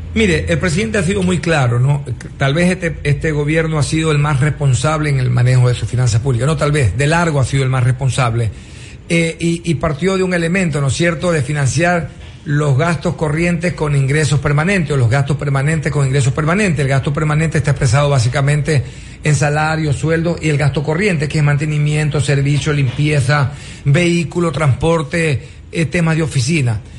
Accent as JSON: {"language": "Spanish", "country": "Ecuador", "said": "esperamos de todas maneras todos los ecuatorianos"}